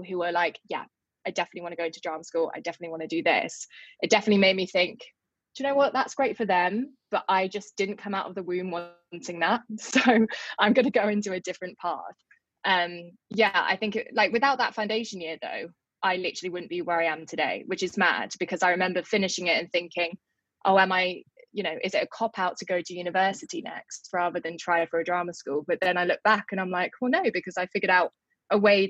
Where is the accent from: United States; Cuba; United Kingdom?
United Kingdom; Surrey, South East England; I'm from Surrey. I just went to school.